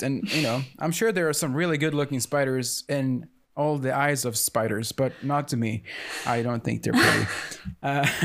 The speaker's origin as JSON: {"language": "English", "country": "Sweden", "tie": "born or raised there", "said": "there's this thing I grew up with here in Sweden"}